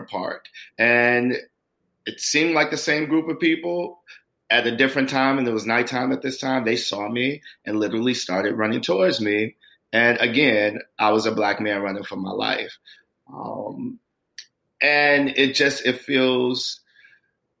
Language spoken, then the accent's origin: English; Chicago, Illinois, United States; now in Los Angeles, United States; Growing up in Chicago as a Black man